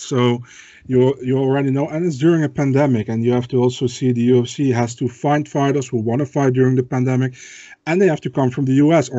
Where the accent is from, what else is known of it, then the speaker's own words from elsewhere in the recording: Netherlands; English is a second language; I'm from the Netherlands